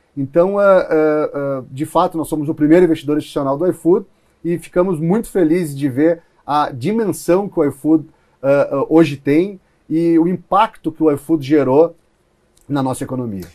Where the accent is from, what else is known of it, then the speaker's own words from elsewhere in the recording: Rio Grande do Sul, Brazil; also born or lived in Palo Alto; now in São Paulo, Brazil; eu sou do Rio Grande do Sul